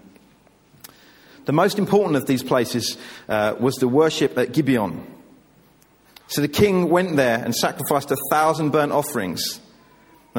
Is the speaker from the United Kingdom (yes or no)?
yes; England, United Kingdom; I love being English